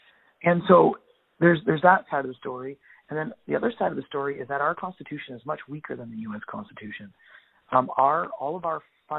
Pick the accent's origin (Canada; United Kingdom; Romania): Canada; And so Canadians have never fought for our own nation.